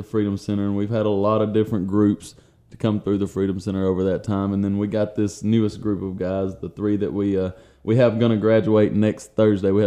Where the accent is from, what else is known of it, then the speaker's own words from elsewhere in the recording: Pickwick, Tennessee, United States; also born or lived in Adamsville, Tennessee; I was up there at Pickwick